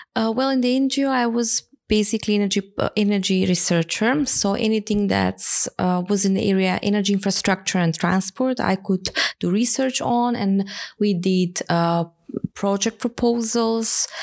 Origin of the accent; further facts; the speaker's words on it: Skopje, North Macedonia; moved away as an adult; also born or lived in Hamburg, Germany; I came back to Macedonia, my home country